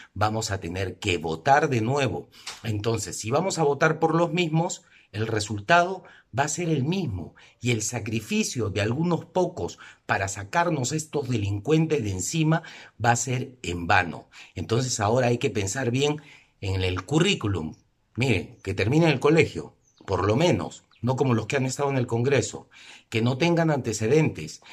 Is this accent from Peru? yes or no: yes; Peru; como peruanos